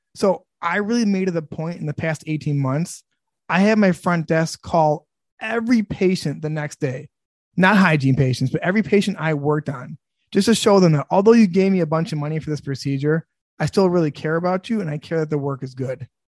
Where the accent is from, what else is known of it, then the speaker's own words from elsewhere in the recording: Sterling Heights, Michigan, United States; I grew up in Sterling Heights, Michigan